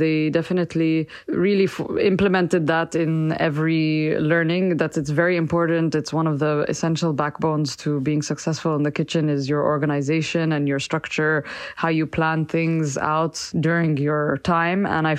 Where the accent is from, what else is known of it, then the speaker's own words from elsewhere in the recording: Dubai, United Arab Emirates; moved away as an adult; now in Paris, France; I'm currently living in the 12th arrondissement of Paris. I grew up in Dubai, the United Arab Emirates, and I moved to Paris to study at the Cordon Bleu 10 years ago